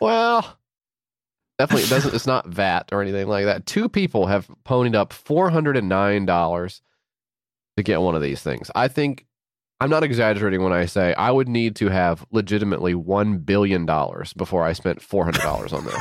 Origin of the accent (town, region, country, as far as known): United States